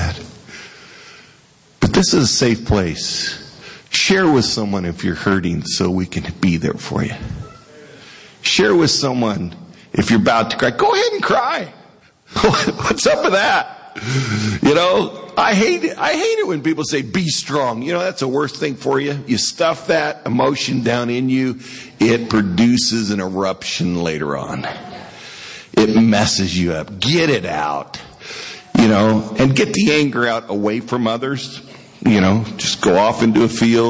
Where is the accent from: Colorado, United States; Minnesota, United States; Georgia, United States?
Colorado, United States; Western; moved away; I was from Western Colorado.